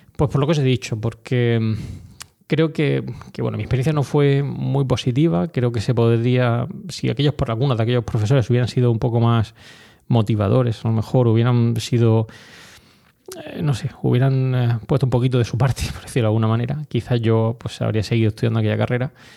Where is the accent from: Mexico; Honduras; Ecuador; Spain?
Spain; Orihuela, Valencian Community; moved away as an adult; also born or lived in Granada / Madrid; Orihuela, eh, mi ciudad, em, no natal, pues sabéis que soy granadino, pero bueno, realmente la ciudad donde he desarrollado toda mi infancia, donde he estado toda mi infancia